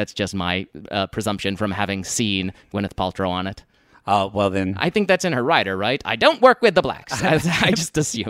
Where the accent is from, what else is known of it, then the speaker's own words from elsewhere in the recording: Alexandria, Virginia, United States; also born or lived in Texas; now in New York, United States; I was born in Texas. I grew up in the D.C. area, Virginia, and in Alexandria.